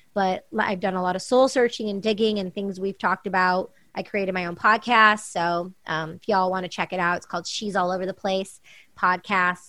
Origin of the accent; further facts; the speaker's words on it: Michigan, United States; moved away as an adult; also born or lived in New York City, United States; now in Los Angeles, United States; I'm growing up in Michigan